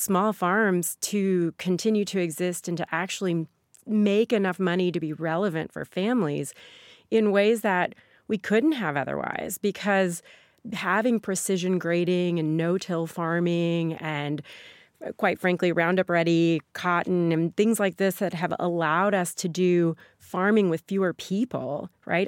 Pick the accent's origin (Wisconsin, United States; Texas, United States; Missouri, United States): Missouri, United States; Sikeston; moved away; my hometown, Sikeston, trucking is the main industry there